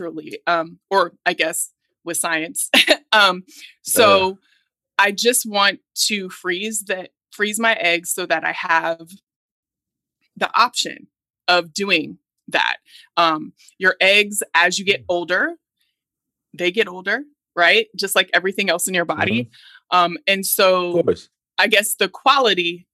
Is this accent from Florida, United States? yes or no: no; Oregon, United States; I'm Black and I'm from Oregon